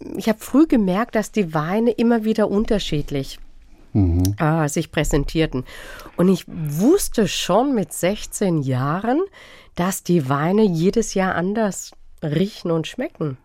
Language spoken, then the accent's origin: German; Freiburg, Baden-Württemberg, Germany; ich bin in Freiburg groß geworden